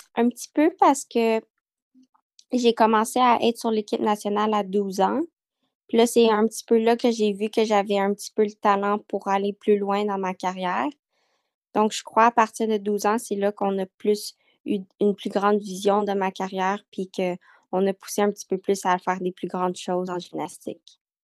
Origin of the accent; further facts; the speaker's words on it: Montreal, Quebec, Canada; Je suis née à Montréal